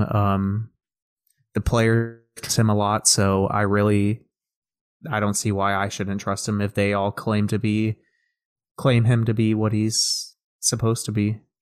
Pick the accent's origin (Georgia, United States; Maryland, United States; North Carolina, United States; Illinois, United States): Georgia, United States; spent my whole life in Georgia